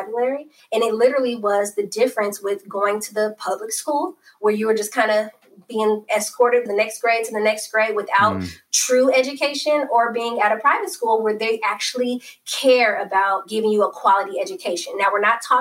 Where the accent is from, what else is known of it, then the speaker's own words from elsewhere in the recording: Oakland, California, United States; So born and raised in Oakland, always loved the city.